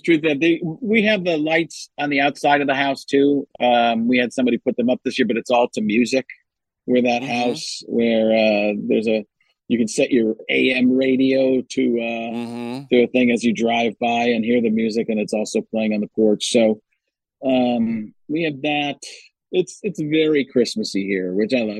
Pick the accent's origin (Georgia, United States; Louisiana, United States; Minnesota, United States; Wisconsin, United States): Wisconsin, United States; moved away; also born or lived in California; growing up in Wisconsin that I had to get used